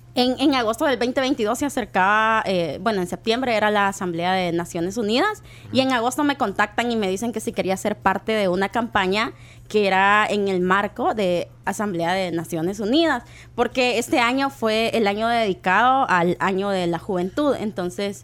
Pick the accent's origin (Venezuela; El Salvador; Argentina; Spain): El Salvador; como salvadoreños